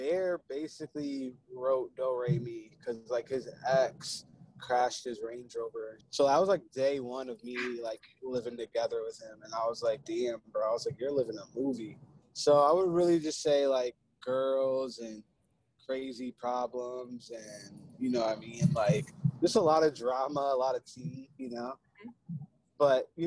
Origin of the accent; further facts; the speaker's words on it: Ohio, United States; now in Los Angeles, United States; I'm from Ohio, so when I first moved out there, like the 3 hour difference was keeping me up.